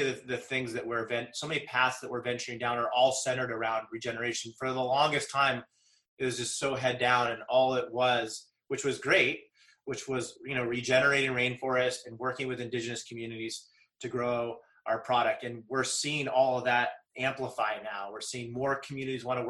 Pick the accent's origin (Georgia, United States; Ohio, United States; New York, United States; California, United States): California, United States; Santa Cruz Mountains; I definitely was privileged growing up in the Santa Cruz Mountains, the mountains of Silicon Valley.